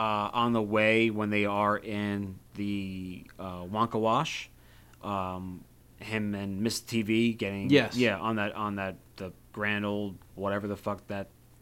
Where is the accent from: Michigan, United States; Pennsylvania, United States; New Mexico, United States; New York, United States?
New York, United States; Long Island; growing up in Long Island, you know, we had a lot of jamokes and, you know, schlubs and, you know, New Yorker slang.